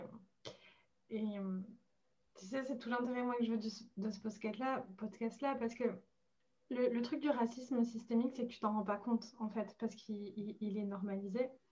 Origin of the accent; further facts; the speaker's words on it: France; now in Quebec, Canada; j'ai pas l'accent québécois, donc on voit bien que, que je suis pas québécoise, et je dis de France